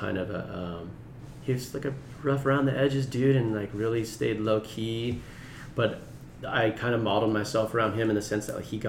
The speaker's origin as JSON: {"language": "English", "town": "Long Beach", "region": "California", "country": "United States", "tie": "born or raised there", "said": "then we moved to Long Beach. But I was born in Long Beach Memorial, and I consider myself a Long Beach native"}